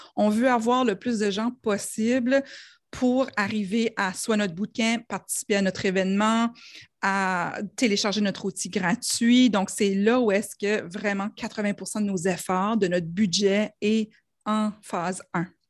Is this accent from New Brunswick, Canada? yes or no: yes; New Brunswick, Canada; accent: New Brunswick; mon accent du Nouveau-Brunswick